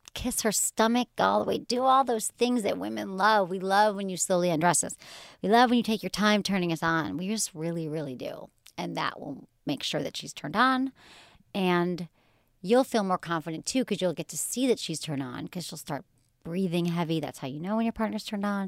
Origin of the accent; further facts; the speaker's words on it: Michigan, United States; I grew up in Michigan.